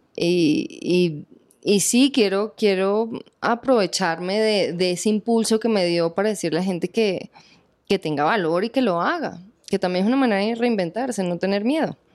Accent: Venezuela; moved away as an adult; now in Colombia; mi tierra, Venezuela

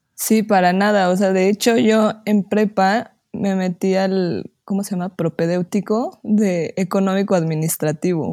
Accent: Pachuca, Hidalgo, Mexico; soy de Pachuca, Hidalgo

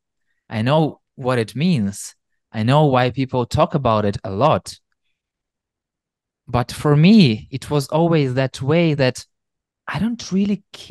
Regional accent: Ukraine; also born or lived in Kyiv; growing up in Ukraine, where there is not a super diverse audience

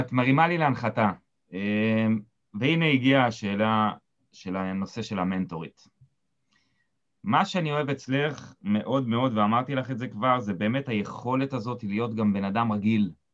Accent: Israel; moved away; אני קיבוצניק במקור

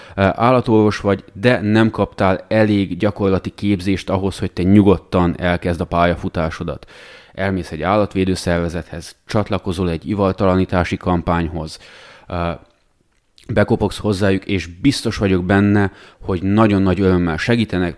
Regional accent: Romania; mi, hogy Romániában nőttünk fel, ott láttuk

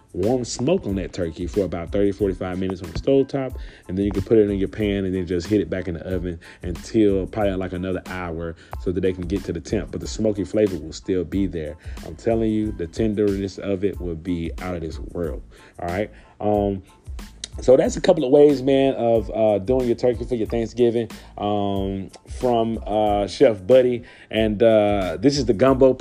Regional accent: Louisiana, United States; Louisiana, we are the gumbo pot

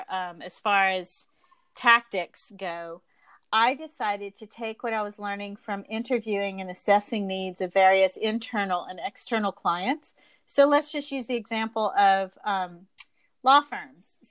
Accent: the South, United States; I was raised in the South

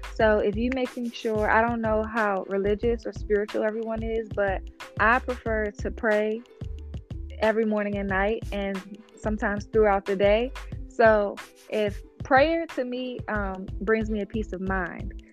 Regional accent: Washington, District of Columbia, United States; my hometown, Washington, D.C.

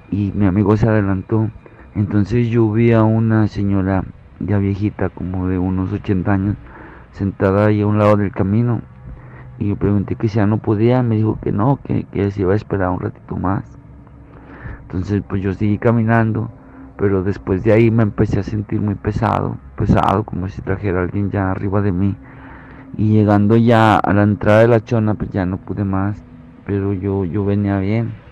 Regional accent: Aguascalientes, Mexico; yo soy de Aguascalientes y nos fuimos caminando un amigo y yo eh, de aquí de la Nizana hacia, hacia San Juan

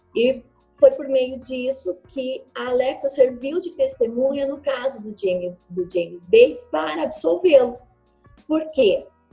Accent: interior of Rondônia, Brazil; eu sou do interior de Rondônia

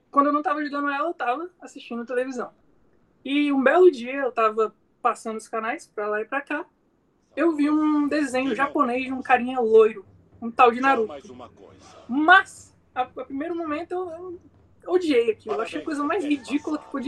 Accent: Rondonópolis, Mato Grosso, Brazil; Eu sou nascido aqui na, em Rondonópolis, né? Na cidade de Rondonópolis. E sempre vivi em fazenda, fui criado em fazenda.

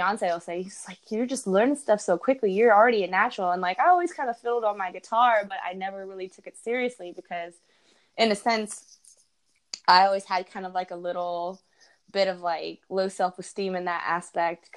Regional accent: Santa Cruz, California, United States; moved away as an adult; now in Florida, United States; my hometown, my birth town, Santa Cruz, California.

